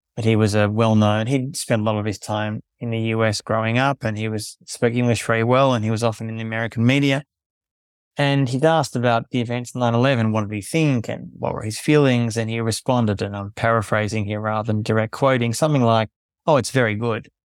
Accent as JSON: {"language": "English", "town": "Melbourne", "region": "Victoria", "country": "Australia", "tie": "born or raised there", "also_born_or_lived": "South Sudan / Palestine", "moved": "as an adult", "said": "I was born in Melbourne, Australia"}